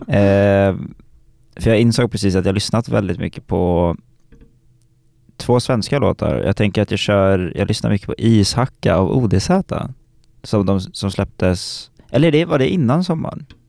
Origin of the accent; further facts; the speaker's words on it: Stockholm, Stockholm County, Sweden; jag kommer från Stockholm